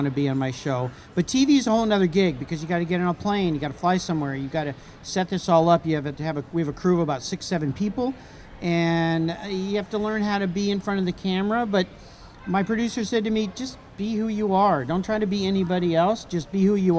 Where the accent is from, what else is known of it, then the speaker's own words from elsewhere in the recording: La Jolla, California, United States; I grew up in La Jolla, California.